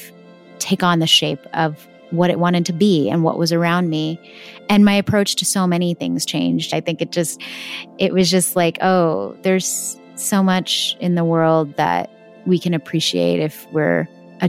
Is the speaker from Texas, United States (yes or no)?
yes; Texas, United States; I was born and brought up in Texas in America